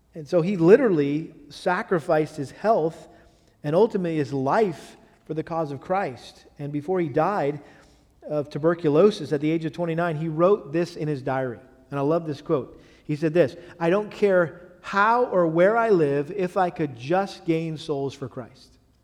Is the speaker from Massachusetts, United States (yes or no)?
yes; Massachusetts, United States; moved away; where I grew up in Massachusetts